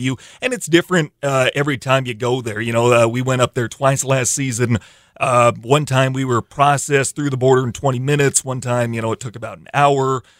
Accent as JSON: {"language": "English", "region": "Iowa", "country": "United States", "tie": "born or raised there", "moved": "yes", "lives_now": "Sioux Falls, United States", "said": "growing up in Iowa"}